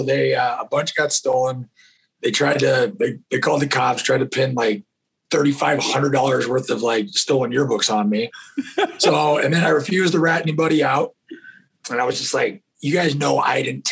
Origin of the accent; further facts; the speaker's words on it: Northern California, United States; also born or lived in Texas / Pocatello, Idaho; So I was born in Texas, moved to California. I was two in Northern California. My dad trained reining cutting horses for about 35, 40 years. So I grew up on ranches kind of all over Northern California